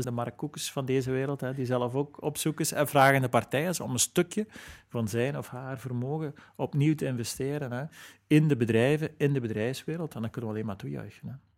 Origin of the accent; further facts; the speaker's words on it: Flanders, Belgium; als Vlaming en als Belg